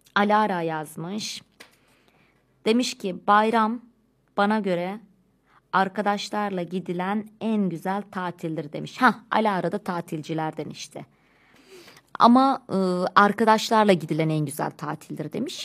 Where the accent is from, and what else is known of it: Turkey